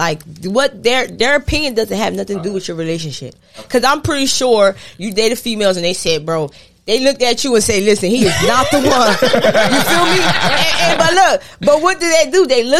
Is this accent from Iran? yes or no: no; Fort Lauderdale, Florida, United States; I'm from Fort Lauderdale.